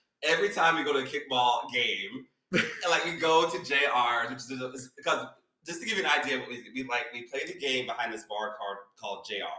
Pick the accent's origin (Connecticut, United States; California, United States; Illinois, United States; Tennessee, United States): Tennessee, United States; So just for background, like I said, I grew up in Tennessee. So like I lived in a really small town until I was 22 years old.